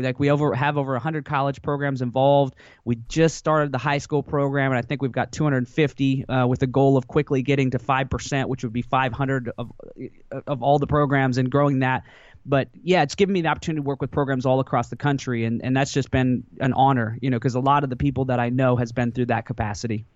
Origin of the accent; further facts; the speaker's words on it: Washington, United States; also born or lived in Alaska; my parents moved me to Washington State when I was pretty young